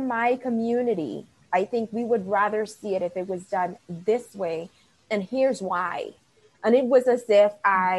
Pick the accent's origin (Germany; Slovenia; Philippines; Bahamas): Bahamas; accent: West Indian; Because my West Indian accent comes out and I drop my THs and it's like being from the Bahamas again.